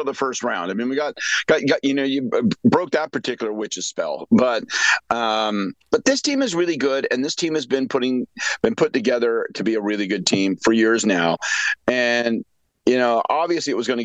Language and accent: English; Prince Edward Hastings, Eastern Ontario, Canada; I was brought up in Eastern Ontario, Prince Edward Hastings